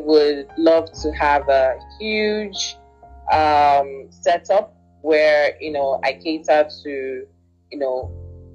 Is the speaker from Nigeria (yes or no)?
yes; Nigeria; what I love about being Nigerian